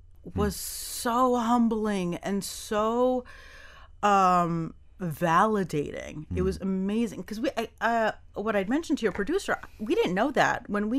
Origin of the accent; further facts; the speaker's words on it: New York, United States; now in Miami, United States; I came from New York, and there was a sense where when I first came here, it was almost a little bit of a letdown.